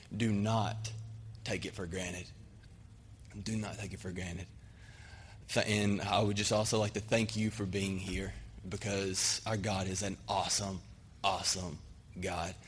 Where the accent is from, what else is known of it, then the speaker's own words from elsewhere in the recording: Arkansas, United States; moved away as an adult; now in Cayman Islands; I'm from Arkansas